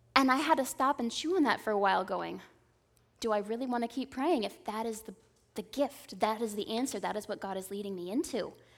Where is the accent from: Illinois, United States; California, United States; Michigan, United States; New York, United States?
California, United States; Southern; also born or lived in Indiana; growing up in Southern California